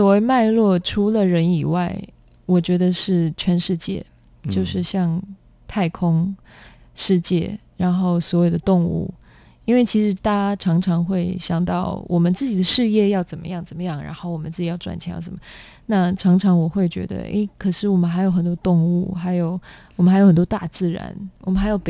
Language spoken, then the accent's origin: Chinese; Netherlands; born there; 我因为在荷兰出生，然后我们从小学就开始有各种有关环保的一些概念